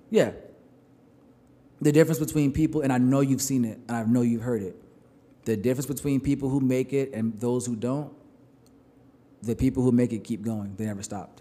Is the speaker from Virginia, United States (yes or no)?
no; New York, United States; I'm from New York